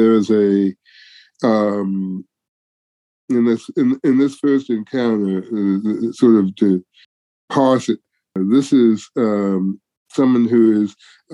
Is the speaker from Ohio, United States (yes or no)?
no; Detroit, Michigan, United States; moved away; also born or lived in Houston; I was born in Detroit.